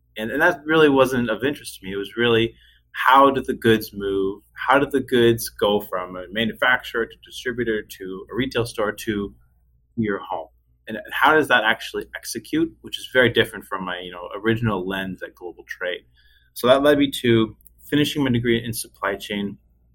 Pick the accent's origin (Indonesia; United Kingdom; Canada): Canada; just outside of Halifax, Nova Scotia; moved away as an adult; also born or lived in Ottawa, Ontario; now in Windsor, Canada; I grew up just outside of Halifax, Nova Scotia, Canada